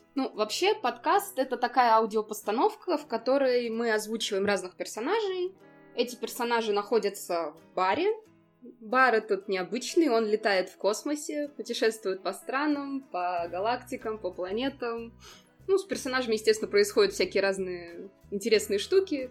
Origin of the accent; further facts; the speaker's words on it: Ulyanovsk Oblast, Russia; moved away as an adult; also born or lived in England / Barcelona, Spain; now in Slovenia; я сама как бы родом из Ульяновской области